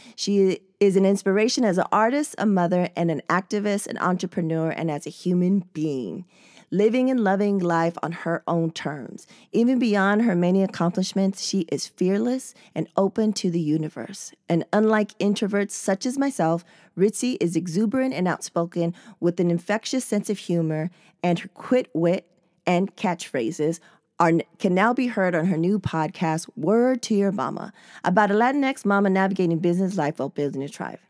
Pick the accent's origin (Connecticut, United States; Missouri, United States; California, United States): California, United States; San Diego; I was born and raised in San Diego